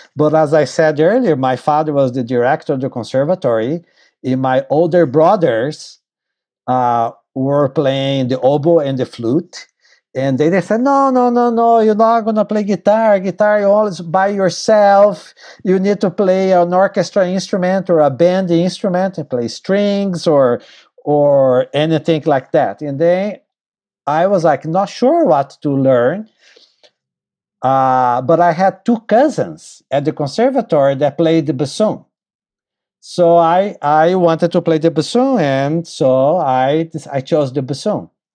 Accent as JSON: {"language": "English", "town": "Tatuí", "region": "São Paulo", "country": "Brazil", "tie": "born or raised there", "also_born_or_lived": "Purchase, New York / New York City", "moved": "as an adult", "said": "my hometown named Tatuí. in the state of São Paulo, Brazil"}